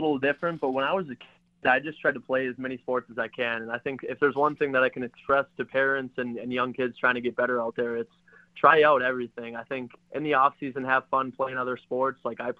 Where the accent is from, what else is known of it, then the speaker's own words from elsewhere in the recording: Minnesota, United States; And I know growing up in Minnesota, I was fortunate to have instruction from a lot of good hockey players